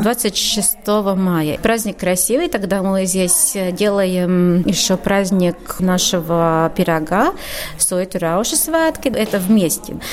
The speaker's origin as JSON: {"language": "Russian", "area": "Suiti", "region": "Kurzeme", "country": "Latvia"}